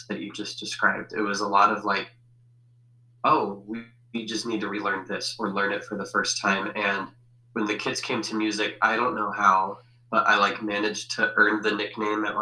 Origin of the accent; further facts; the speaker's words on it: Denver, Colorado, United States; also born or lived in Fort Collins; where I grew up in Denver